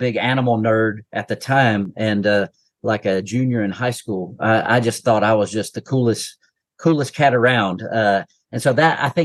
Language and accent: English; Asheville, North Carolina, United States; I grew up near Asheville, North Carolina